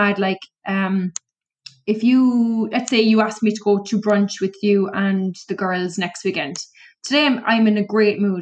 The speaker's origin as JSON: {"language": "English", "town": "Cork", "region": "Munster", "country": "Ireland", "said": "I'm from Cork"}